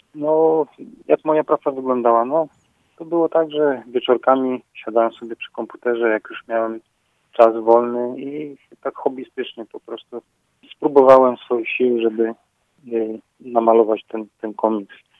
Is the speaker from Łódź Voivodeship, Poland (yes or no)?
yes; Radomsko, Łódź Voivodeship, Poland; now in Dzierżoniów, Poland; Ja się urodziłem daleko stąd, w Radomsku, a dzierżeniawianinem jestem dopiero 20 lat